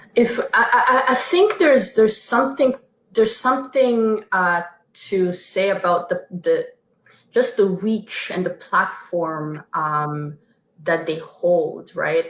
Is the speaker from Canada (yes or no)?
yes; Canada; us being Canadian